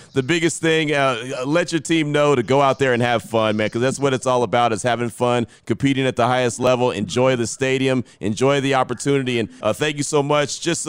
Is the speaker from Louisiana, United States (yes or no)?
no; Central Texas, United States; now in Las Vegas, United States; I came from the Central Texas area